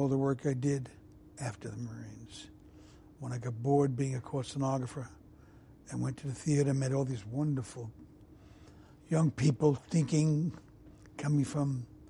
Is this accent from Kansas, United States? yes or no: no; New York City, New York, United States; growing up in Brooklyn